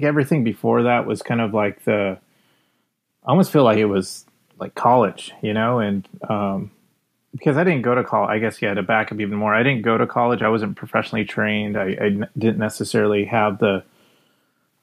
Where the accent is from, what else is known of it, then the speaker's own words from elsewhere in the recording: Whittier, California, United States; I grew up in Los Angeles in a small town called Whittier